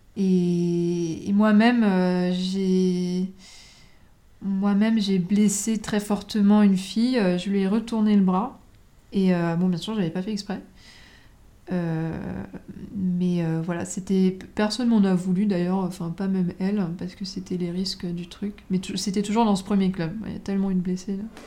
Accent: French Polynesia; moved away; Là d'où je viens, donc euh, de Tahiti, il arrive euh, très souvent que les gens se battent

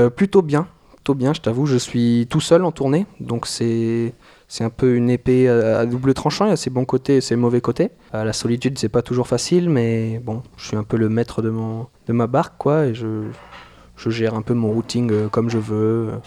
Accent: New Caledonia; moved away as an adult; now in France; je viens de Nouvelle-Calédonie. Donc là, ça fait un an que je suis en France

